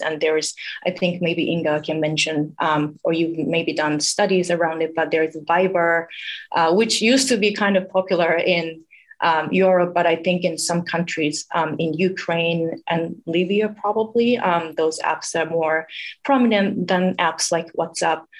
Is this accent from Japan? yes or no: yes; Japan; moved away as an adult; now in United States; I'm originally from Japan